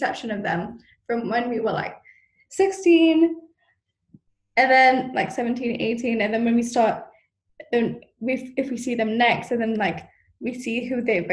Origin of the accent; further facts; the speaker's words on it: Malaysia; I am Malaysian, but, like, obviously, like, I'm not as fluent.